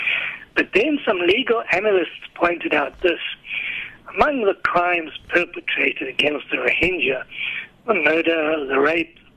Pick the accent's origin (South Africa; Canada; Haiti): South Africa